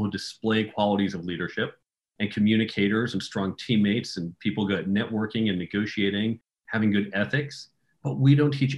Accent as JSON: {"language": "English", "country": "United States", "tie": "born or raised there", "also_born_or_lived": "New York area / Chicago area", "said": "I grew up outside of New York and outside of Chicago"}